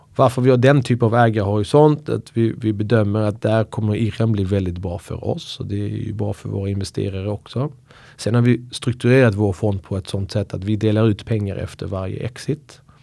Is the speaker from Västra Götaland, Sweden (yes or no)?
no; Skåne, Sweden; moved away; also born or lived in Iran / Uppsala; Skånepåg. Eh, flyttade till Uppsala och pluggade juridik och eh, kom ursprungligen från Iran